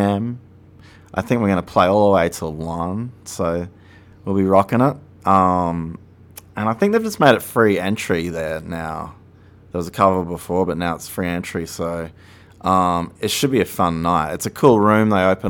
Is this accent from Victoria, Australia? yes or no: no; Brisbane, Queensland, Australia; moved away as an adult; now in Austin, United States; I was born and raised in Australia, in Brisbane, in Queensland.